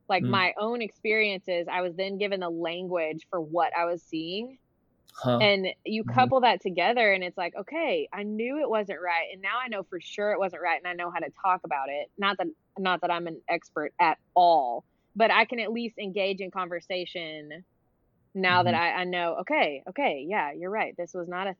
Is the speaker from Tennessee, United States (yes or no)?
yes; Memphis, Tennessee, United States; moved away as an adult; now in Texas, United States; I spent most of my years growing up in Memphis, Tennessee